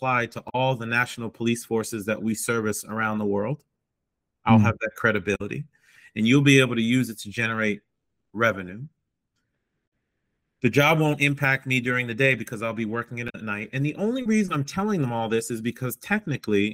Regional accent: United States; moved away; also born or lived in Boston, Massachusetts / New York; I grew up in Boston and New York

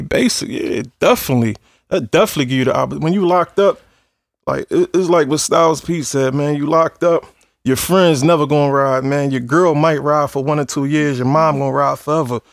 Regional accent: Philadelphia, Pennsylvania, United States; I come from the slums. I come from Philly.

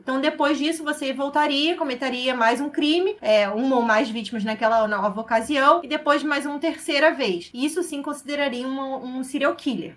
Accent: Rio de Janeiro, Brazil; sou aqui do Rio de Janeiro

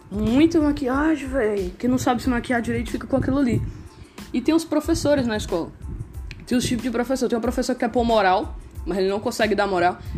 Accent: Northeast Region, Brazil; Eu sou nordestino também, para quem não conhece, eu falo. Sou o que fala mais errado, inclusive.

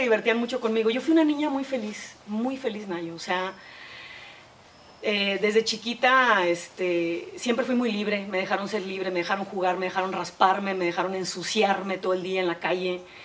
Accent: Monterrey, Nuevo León, Mexico; nací aquí en Monterrey.

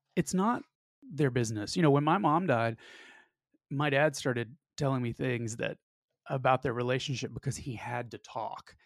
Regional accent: the South, United States; I'm also from the South, where privacy is disproportionately r-, regarded

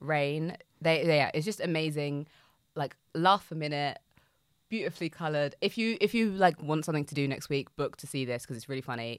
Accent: United Kingdom; we as, as British citizens

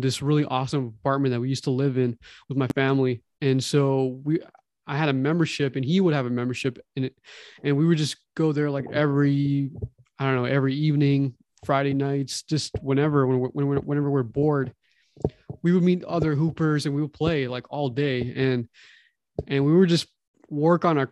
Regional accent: Toronto, Ontario, Canada; now in California, United States; we're from Toronto

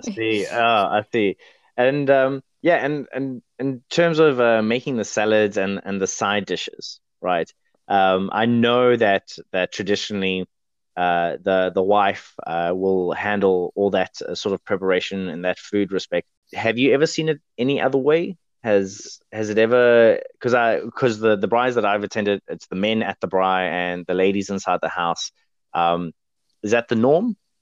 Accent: England, United Kingdom; now in New Zealand; I'm English

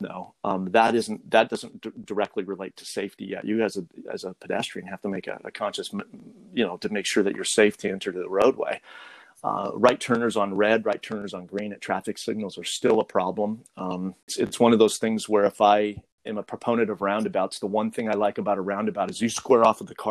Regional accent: Montana, United States; my home state of Montana

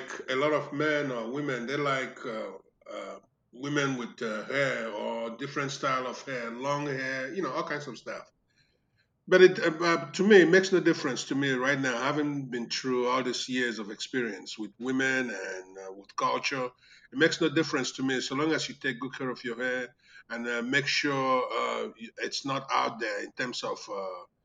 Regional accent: Umuahia, Abia, Nigeria; moved away as an adult; also born or lived in Texas / Maryland / Little Rock, Arkansas; now in Houston, United States; I was born in Omoahia, Abia State, a while back

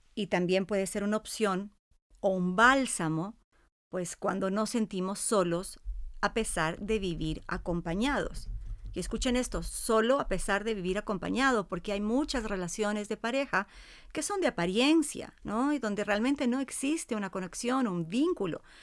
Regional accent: Cuenca, Azuay, Ecuador; Yo también soy cuencana

